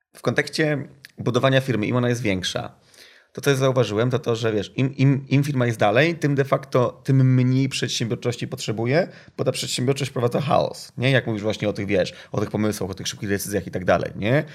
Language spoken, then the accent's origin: Polish; Gdynia, Pomeranian Voivodeship, Poland; ja jestem z Gdyni